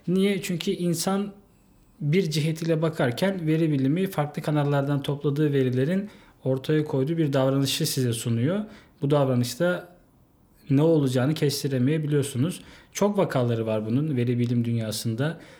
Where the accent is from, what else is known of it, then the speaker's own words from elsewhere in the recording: Yalova, Turkey; moved away as an adult; now in Istanbul, Turkey; Yalova'da doğdum. E, orada doğup büyüdüm.